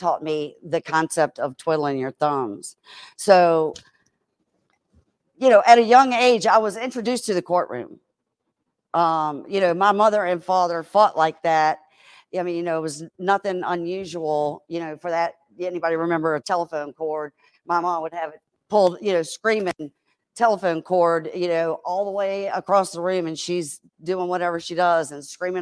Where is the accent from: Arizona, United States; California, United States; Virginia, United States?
Virginia, United States; Richmond; also born or lived in Chesterfield, Virginia; I'm a Richmonder